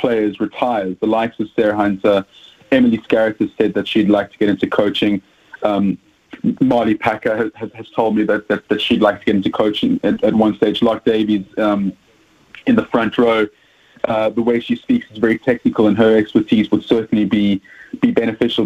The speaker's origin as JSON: {"language": "English", "country": "South Africa", "accent": "South African", "said": "As you can hear from my accent, I'm South African"}